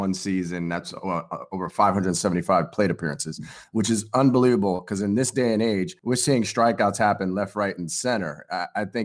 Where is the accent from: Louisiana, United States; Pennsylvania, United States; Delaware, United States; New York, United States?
New York, United States; New York City; I grew up a Mets fan, Brooklyn, New York. So being a New York kid